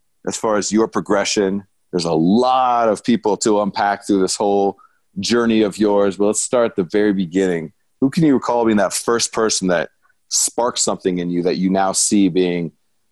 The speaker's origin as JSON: {"language": "English", "region": "California", "country": "United States", "said": "I'm from California"}